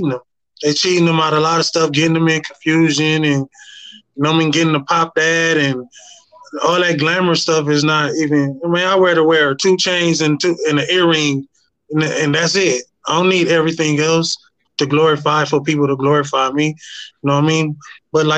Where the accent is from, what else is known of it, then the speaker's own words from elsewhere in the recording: Inglewood, California, United States; I was born and raised out here in Cali, Inglewood